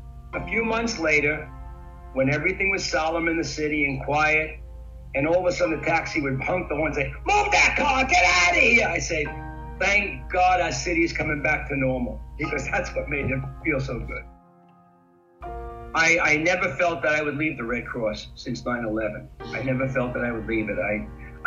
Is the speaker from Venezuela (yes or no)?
no; New York City, New York, United States; as a New Yorker, I know New York very well. I'm native, born here and everything else.